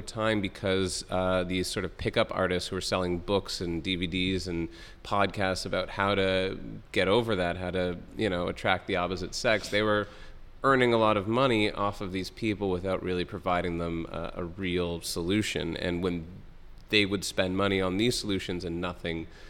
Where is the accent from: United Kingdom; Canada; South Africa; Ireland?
Canada; Toronto, Ontario; I'm from Toronto